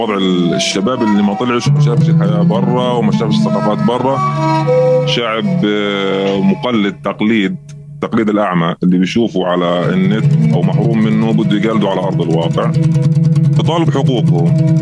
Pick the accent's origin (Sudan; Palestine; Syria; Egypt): Palestine; Gaza Strip; عندنا بغزه هون